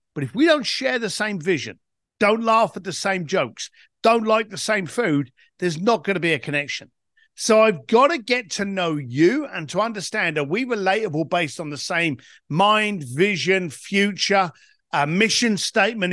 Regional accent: London, United Kingdom; I was a bricklayer from East London

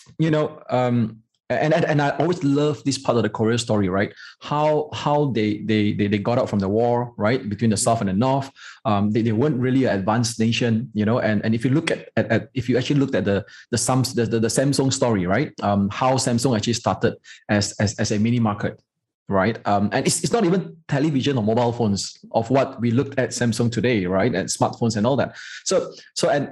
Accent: Malaysia; The Chinese in Malaysia, the Malaysian Chinese, most of the time, or rather all the time, we are a prouder Malaysian

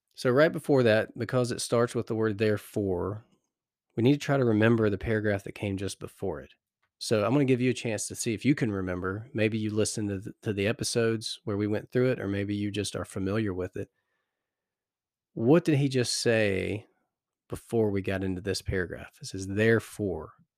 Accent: United States; accent: American; my American accent

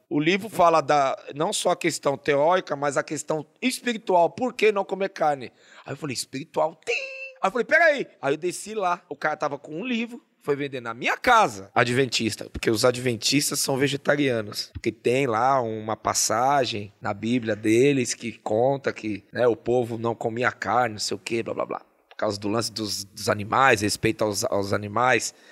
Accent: São Paulo, Brazil; Zona Norte, nasci no Tucuruvi, onde hoje é a estação de. Não, eu nasci na Vila, na Vila Gustavo. Na Vila Gustavo. E depois eu fui pro Tucuruvi

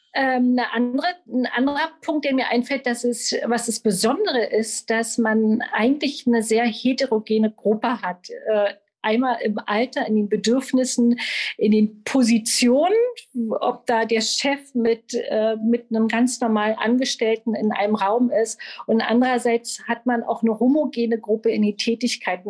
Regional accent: Berlin, Germany; Ich bin Berlinerin und unterrichte seit 15 Jahren Yoga überall in Berlin

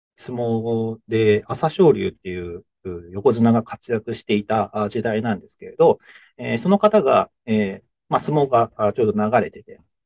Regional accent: Fuchu, Hiroshima, Japan; moved away as an adult; 広島県の府中市っていうところで、福山、福山っていうところがあって、えー、そこは結構知ってる人多いかもしれないですけど、福山の、えー、ちょっと北側、山の方ですね、えー、にある、うー、しでございます。で、えっと、まあ、そこにですね、高校を卒業して、僕一年浪人しているので、えー、浪人時代、一浪

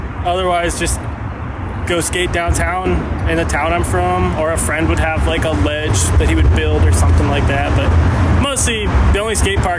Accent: Florida, United States; also born or lived in Chicago; now in Oakland, United States; Originally, I'm from Florida, but I live here in Oakland.

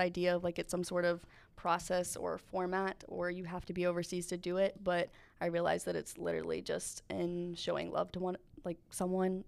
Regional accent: Asheville, North Carolina, United States; moved away; I am from Asheville, North Carolina

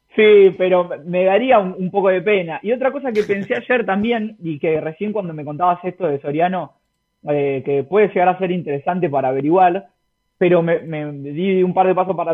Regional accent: Argentina; los futboleros que somos nosotros los argentinos

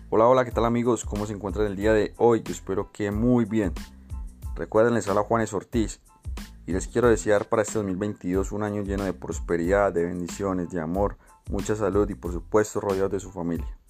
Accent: Colombia; Somos los colombianos un pueblo bravo que defiende su dignidad y su libertad

